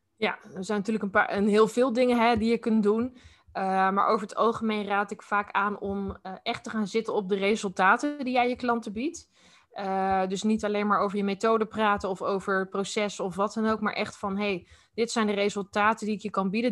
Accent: Utrecht, Netherlands; ook in Utrecht. Ik ben echt geboren en getogen hier

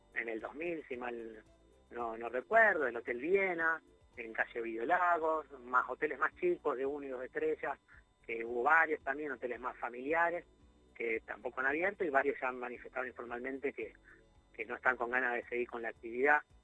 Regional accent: Rosario, Santa Fe, Argentina; nosotros como rosarinos

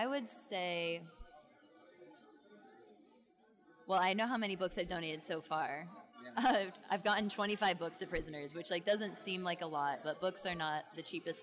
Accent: Southwest Florida, United States; moved away as an adult; also born or lived in Tallahassee, Florida; now in North Carolina, United States; I'm from Southwest Florida. I've lived in Florida my whole life up until like 7 months ago.

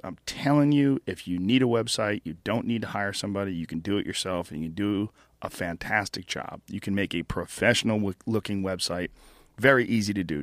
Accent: New Jersey, United States; moved away; also born or lived in Boston / New Rochelle, New York; I was born in New Jersey.

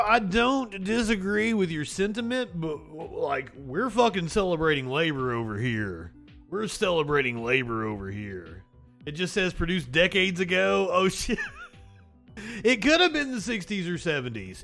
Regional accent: eastern Kentucky, United States; being from the coal fields of eastern Kentucky. My grandfather helped stand against the National Guard

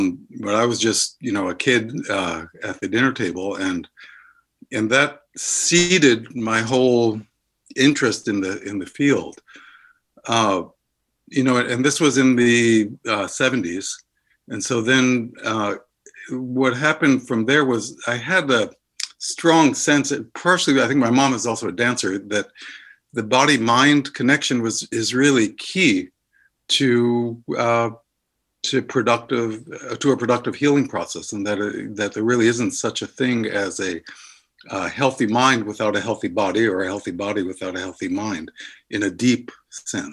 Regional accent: New York City, New York, United States; now in Somerville, United States; I grew up in New York City

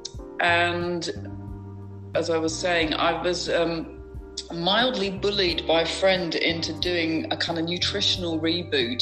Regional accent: Berkshire, South East England, United Kingdom; now in Lincolnshire, United Kingdom; I grew up in Berkshire in the UK

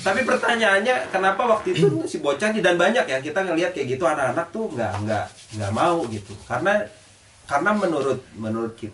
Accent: Aceh, Indonesia; jadi saya dari Aceh eh, istri saya itu orang Jakarta kita nikahnya di Jakarta keluarga saya yang dari Aceh datang kan

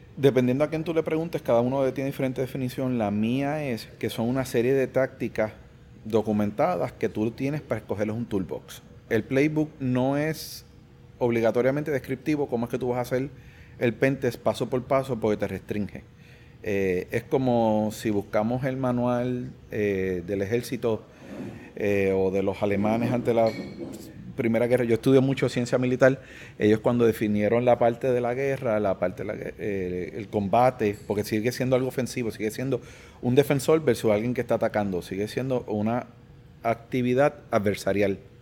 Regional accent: Puerto Rico; creo que soy el primer boricua en presentar

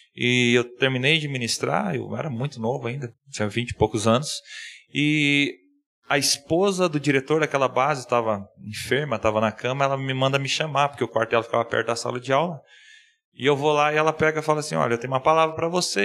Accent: Ponta Grossa, Paraná, Brazil; moved away as an adult; also born or lived in Marabá, Pará; sou aqui da cidade de Ponta Grossa

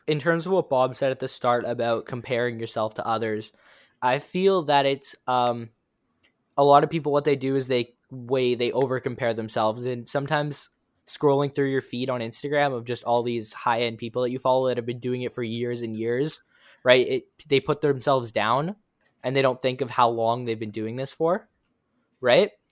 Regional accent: Toronto, Ontario, Canada; I'm from Toronto, Ontario, Canada.

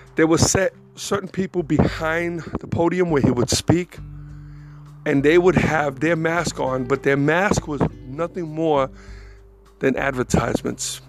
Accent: New York, United States; moved away as an adult; I, was raised in New York

